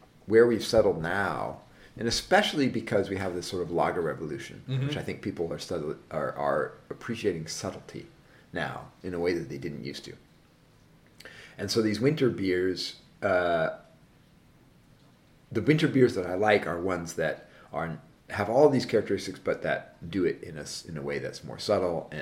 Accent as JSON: {"language": "English", "area": "the Northwest", "region": "Pacific Northwest", "country": "United States", "said": "I'm from the Northwest"}